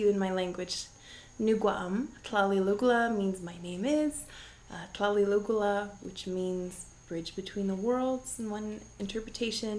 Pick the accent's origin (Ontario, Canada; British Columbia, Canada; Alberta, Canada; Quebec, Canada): British Columbia, Canada; Vancouver Island; I am a woman from Vancouver Island, a rural community.